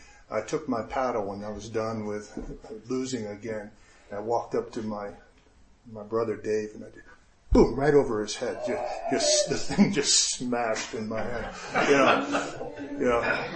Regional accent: Japan; And we grew up in Japan, spent 10 years in Japan.

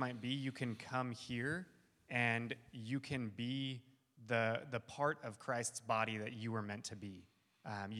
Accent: California, United States; moved away as an adult; also born or lived in Costa Rica; I'm from California

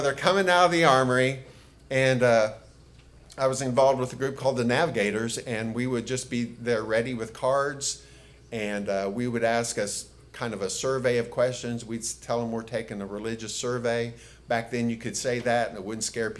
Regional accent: United States; I was born in the United States

